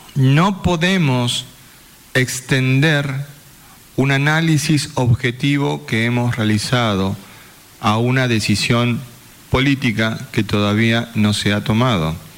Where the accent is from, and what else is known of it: Formosa, Argentina